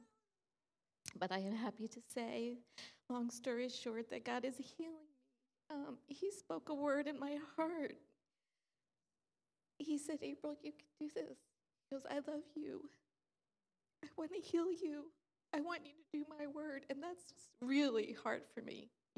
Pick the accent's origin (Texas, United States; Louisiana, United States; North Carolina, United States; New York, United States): New York, United States; moved away; I'm from New York.